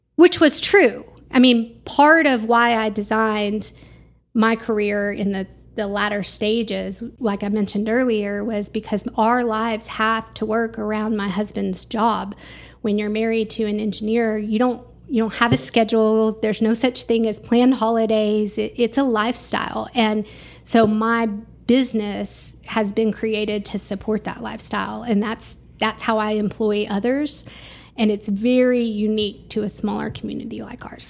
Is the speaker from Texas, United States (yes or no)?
yes; Garland, Texas, United States; moved away as an adult; also born or lived in Canyon, Texas; now in Amarillo, United States; The Dallas-Fort Worth area